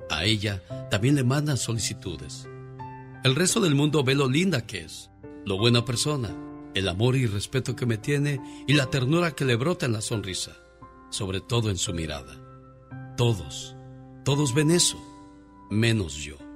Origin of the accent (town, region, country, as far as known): Michoacán, Mexico; moved away